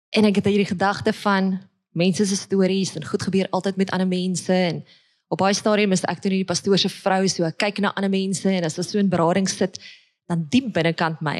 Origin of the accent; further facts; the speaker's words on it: Witbank, Mpumalanga, South Africa; moved away; also born or lived in Pretoria; ek word gebore in Witbank